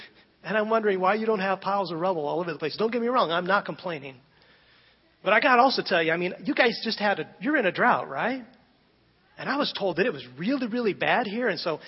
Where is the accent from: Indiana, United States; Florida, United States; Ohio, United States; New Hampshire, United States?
Indiana, United States; Fort Wayne; moved away; also born or lived in Haiti; I grew up in Fort Wayne, Indiana